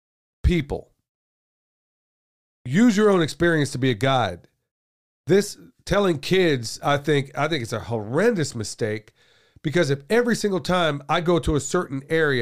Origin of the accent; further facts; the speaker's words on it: Oklahoma, United States; There's a whole lot of stereotypes where I grew up in Oklahoma regarding Native Americans.